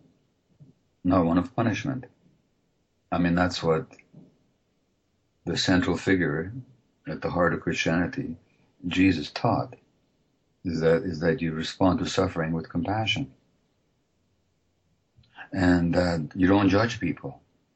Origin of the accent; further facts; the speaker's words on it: Hungary; moved away; I'm from originally from Hungary